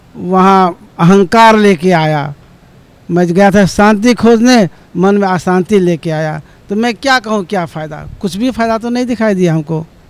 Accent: Nepal; now in Kathmandu, Nepal; नेपाल के गाँव सर चक्कर जिला धनसा नेपाल का वासी हूँ और अभी काठमांडू में घर बना के रहता हूँ

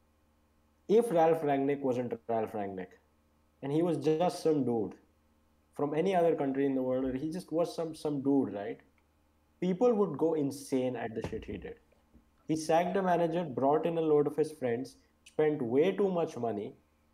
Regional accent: India; I'm Indian.

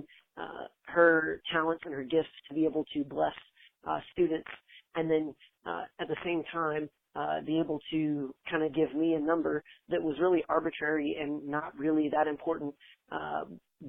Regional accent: San Marcos, Texas, United States; I'm from San Marcos, Texas

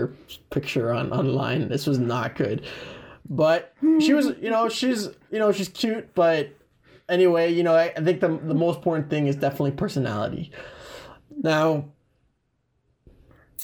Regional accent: Mississauga, Ontario, Canada; I grew up in Mississauga mostly

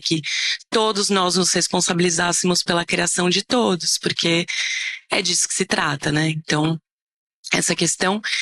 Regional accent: São Paulo, Brazil; eu sou de São Paulo

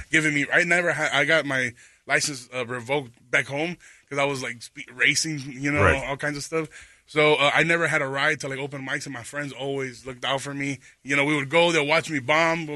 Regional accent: Chicago, Illinois, United States; I'm from Chicago

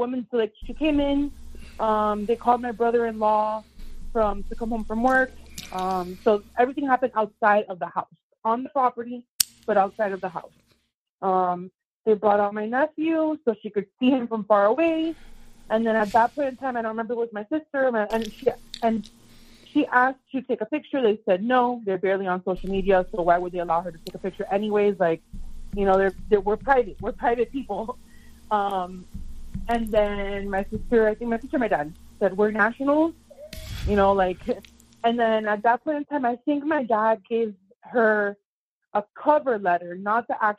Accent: Florida, United States; moved away as an adult; now in Michigan, United States; I'm from Florida, but I'm in Michigan right now

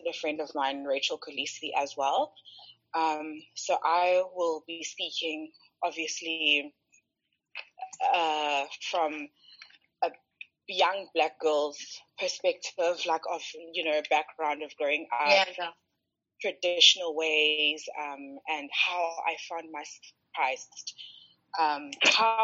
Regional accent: Makhanda, Eastern Cape, South Africa; We're from Grahamstown

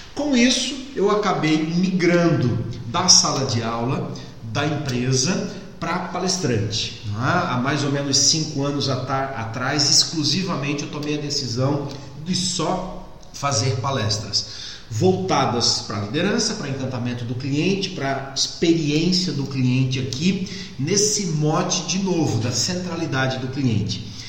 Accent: Florianópolis, Santa Catarina, Brazil; sou manezinho, sou de Florianópolis

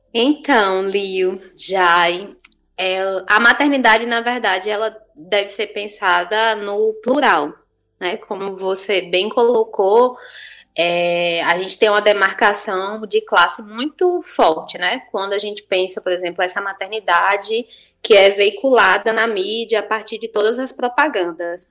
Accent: Salvador, Bahia, Brazil; now in Juazeiro, Brazil; Eu sou de Salvador, né? Não disse isso, mas moro em Juazeiro há muitos anos.

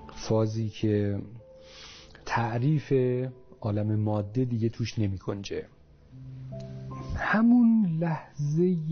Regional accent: northern Iran, Iran; تو منطقه شمال من اونجا به دنیا اومدم

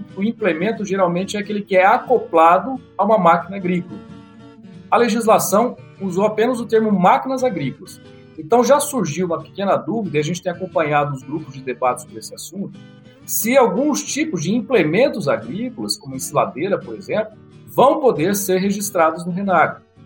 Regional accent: Catanduva, São Paulo, Brazil; now in Uberlândia, Brazil; Eu estou em Uberlândia, eu sou natural de Catanduva, interior de São Paulo

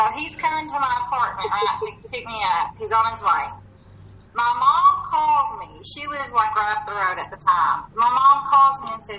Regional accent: Eastern Kentucky, United States; moved away as an adult; now in Lexington, United States; I grew up in Eastern Kentucky, and I went to Moorhead, from 2001 to 2005. I moved back home.

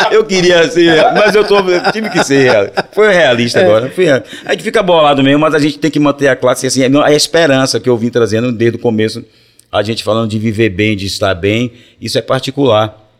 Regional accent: Salvador, Bahia, Brazil; eu sou de Brotas. É Brotas, né, o bairro em cima

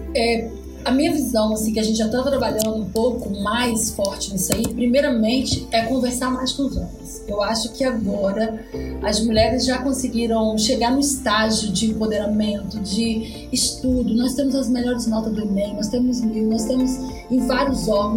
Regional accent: Espírito Santo, Brazil

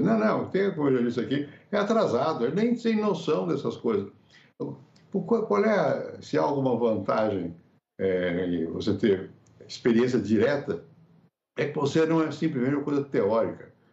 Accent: Brazil; sendo brasileiro, aqui no Brasil

